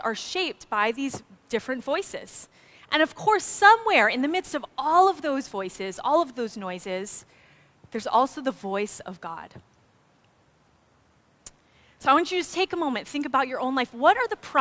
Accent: Maui, Hawaii, United States; I grew up on Maui

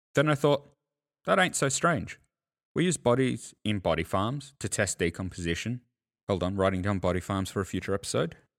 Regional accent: Australia; as an Australian

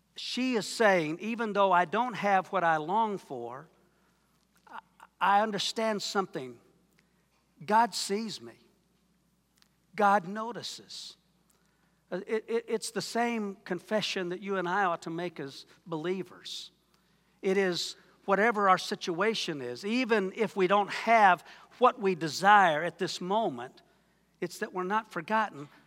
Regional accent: Wayne, Oklahoma, United States; I'm from Wayne, Oklahoma

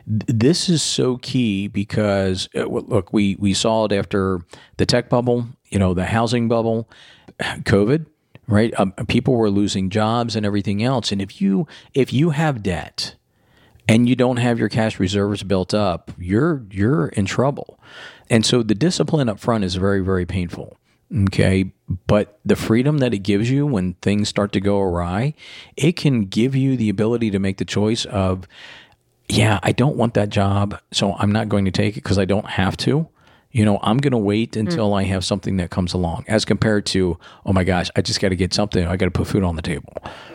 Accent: Florida, United States; Growing up in Florida, and they got hit with the side skirted a couple times with hurricanes, and having the power outages and everything else.

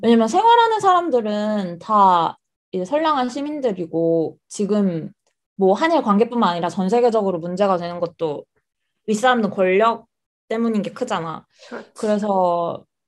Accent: South Korea; moved away as an adult; also born or lived in United Kingdom / Australia; now in Tokyo, Japan; 한국에서 나고 자란 완전 한국 토박이고

